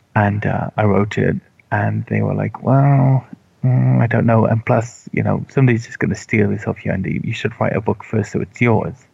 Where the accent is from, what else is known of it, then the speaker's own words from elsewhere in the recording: Wales, United Kingdom; I grew up in Wales where they have Welsh